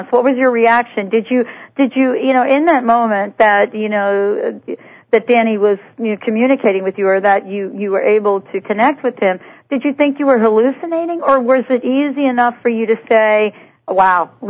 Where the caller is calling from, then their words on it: New York, United States; I'm calling from New York.